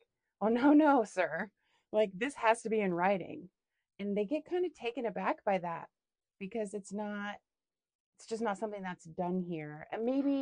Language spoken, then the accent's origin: English; Seattle, Washington, United States; moved away as an adult; now in Wisconsin, United States; I'm from Seattle.